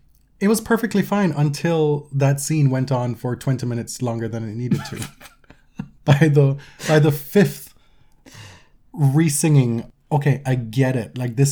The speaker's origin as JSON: {"language": "English", "country": "Jamaica", "said": "And I'm the Jamaican here."}